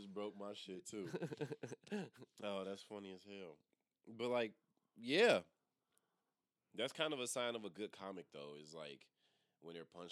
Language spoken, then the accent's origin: English; Chicago, Illinois, United States; moved away; I'm from Chicago